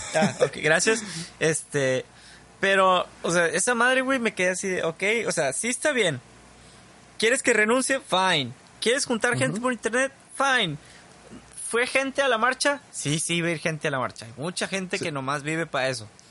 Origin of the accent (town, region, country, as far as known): Mexico